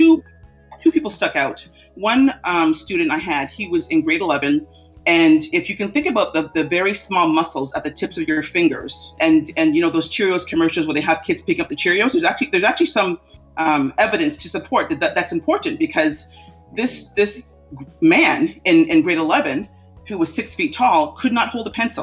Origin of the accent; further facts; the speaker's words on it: Toronto, Ontario, Canada; I grew up in a family that was very open to diversity. My parents are very active in diversity and politics in Toronto, Canada.